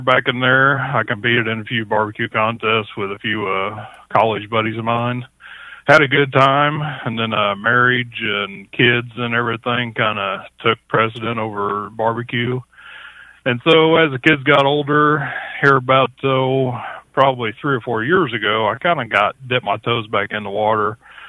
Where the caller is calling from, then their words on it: Chillicothe, Missouri, United States; Actually, I'm in Chillicothe, Missouri.